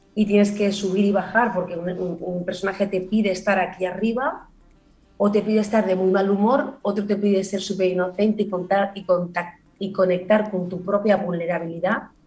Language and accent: Spanish; Barcelona, Catalonia, Spain; also born or lived in Granada; yo vivo en Barcelona desde que tenía 6 años, pero nací en Granada